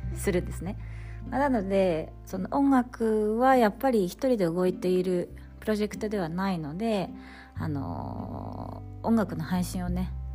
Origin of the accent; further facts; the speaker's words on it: Fukui, Japan; moved away as an adult; now in Sweden; 地元がやっぱり都会東京とか大阪ってわけではないので私は福井県